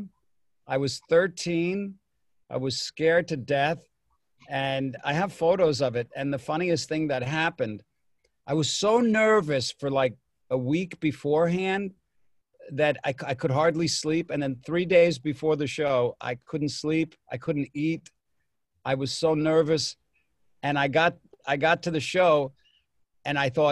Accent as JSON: {"language": "English", "area": "Long Island", "region": "New York", "country": "United States", "tie": "born or raised there", "said": "I grew up on Long Island"}